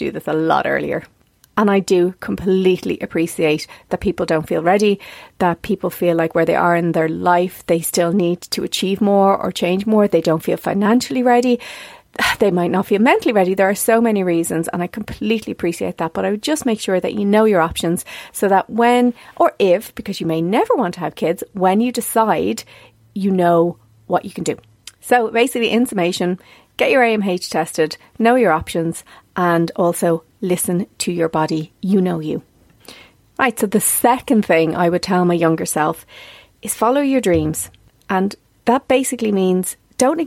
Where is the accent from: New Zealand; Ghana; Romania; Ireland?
Ireland; South County Dublin, Leinster; where I came from South County Dublin